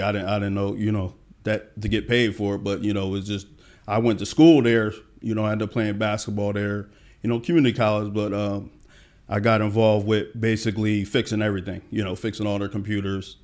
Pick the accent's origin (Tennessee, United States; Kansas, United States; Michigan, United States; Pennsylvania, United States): Pennsylvania, United States; Allentown; now in Atlanta, United States; I'm from a small town, uh, Allentown, Pennsylvania